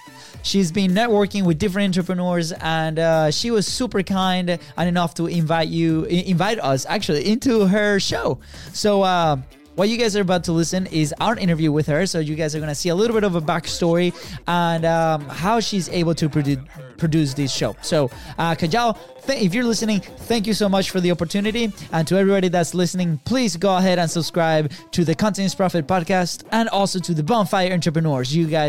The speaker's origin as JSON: {"language": "English", "country": "Venezuela", "second_language": "English", "said": "So we're both from Venezuela, right? And over there, it's very common for brothers to have the same first name."}